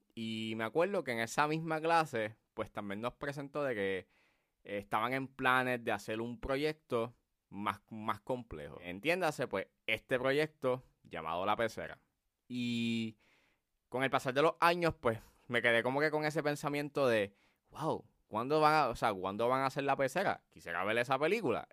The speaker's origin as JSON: {"language": "Spanish", "country": "Puerto Rico", "accent": "Puerto Rican", "said": "nuestro acento"}